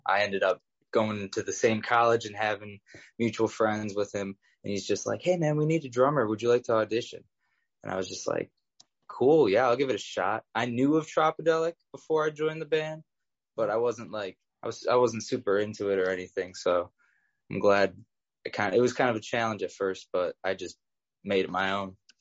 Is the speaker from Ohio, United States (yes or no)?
yes; Cleveland, Ohio, United States; I grew up in Old Brooklyn, which is a neighborhood in Cleveland